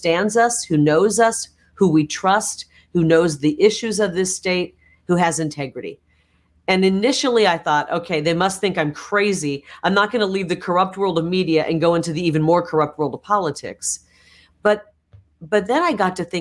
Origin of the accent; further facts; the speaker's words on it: Iowa, United States; also born or lived in Illinois; now in Arizona, United States; I was born in Illinois, right on the Mississippi River, on the Illinois side, but I was raised on the Iowa side of the Mississippi River